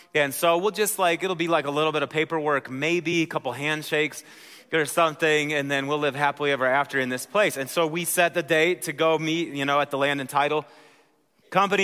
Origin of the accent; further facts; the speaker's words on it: Wisconsin, United States; moved away; I'm from Wisconsin, so that's how we handle those vowels